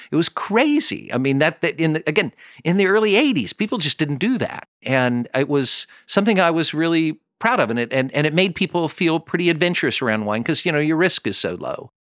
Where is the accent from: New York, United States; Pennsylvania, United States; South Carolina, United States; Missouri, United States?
Missouri, United States; Kansas City; I'm from Kansas City